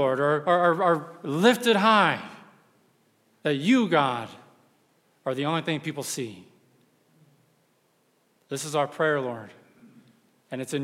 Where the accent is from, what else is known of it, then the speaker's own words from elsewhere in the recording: Texas, United States; I'm from Texas